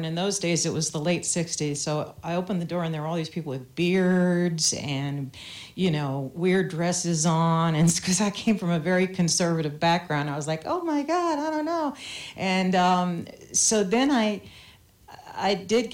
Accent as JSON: {"language": "English", "region": "the South", "country": "United States", "tie": "born or raised there", "said": "I grew up in the South"}